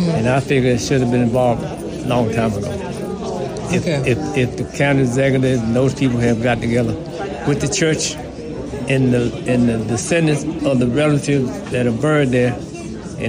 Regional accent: Bethesda, Maryland, United States; I was born and raised there on River Road.

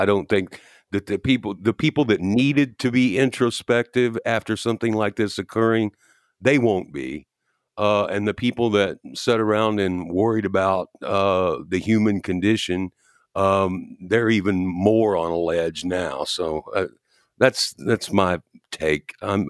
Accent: New York, United States; I'm a New Yorker.

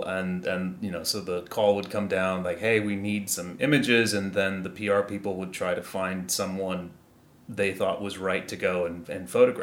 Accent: Great Lakes, Midwest, United States; I come from the Great Lakes, I guess you could call it the Midwest

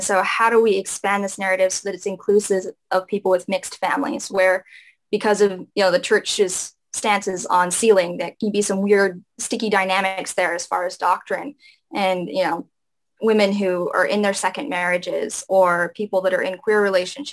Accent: Hawaii, United States; growing up in Hawaii and the Polynesian culture

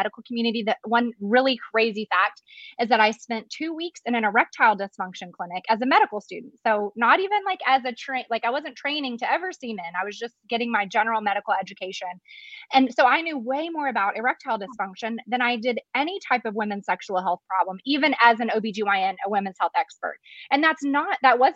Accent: Arkansas, United States; moved away as an adult; now in Dallas, United States; I'm from Arkansas, but I came to Dallas for my medical residency

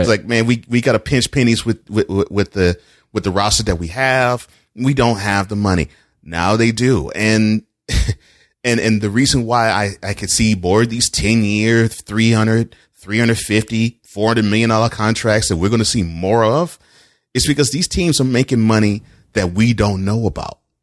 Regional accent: Houston, Texas, United States; now in Nashville, United States; since I grew up in Houston, I am all Houston

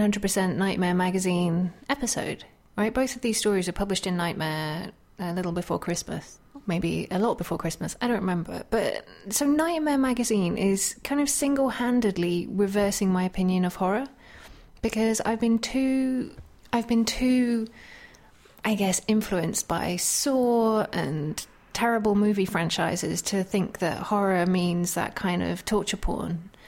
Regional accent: United Kingdom; being British.

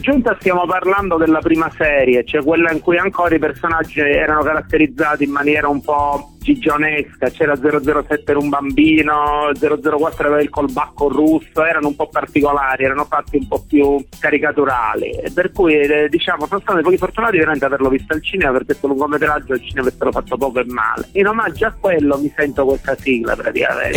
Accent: Messina, Sicily, Italy; moved away as an adult; now in Adrano, Italy; io sono di Messina originario, però il lavoro mi ha portato qua

